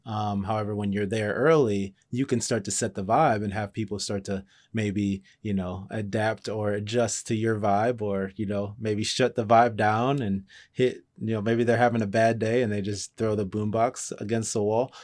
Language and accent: English; Cleveland, Ohio, United States; I grew up in Cleveland